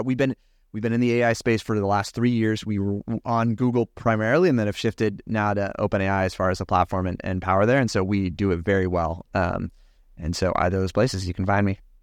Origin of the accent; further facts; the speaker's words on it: California, United States; I grew up in California.